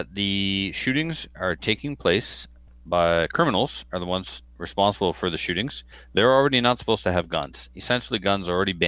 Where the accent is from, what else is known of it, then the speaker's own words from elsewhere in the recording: Canada; as a Canadian